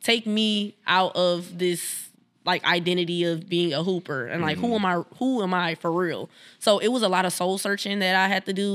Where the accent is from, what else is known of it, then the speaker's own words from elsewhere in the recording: Milwaukee, Wisconsin, United States; also born or lived in Madison, Wisconsin; I live in Madison, but I'm born and raised in Milwaukee